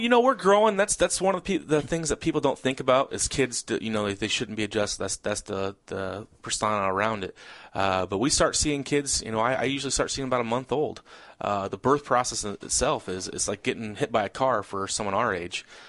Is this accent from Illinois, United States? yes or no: yes; Peoria, Illinois, United States; born and raised in Peoria area. I uh, was uh, gr- grew up right outside of uh, Peoria